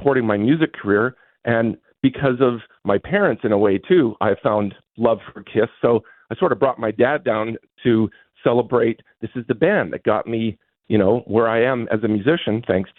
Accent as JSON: {"language": "English", "town": "Winnipeg", "region": "Manitoba", "country": "Canada", "tie": "born or raised there", "said": "as a kid growing up in Crestview, St. James"}